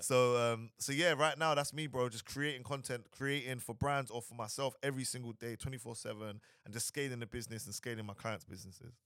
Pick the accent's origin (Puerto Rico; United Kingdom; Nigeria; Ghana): United Kingdom; London; moved away as an adult; also born or lived in Dubai; originally I'm from London, Southeast London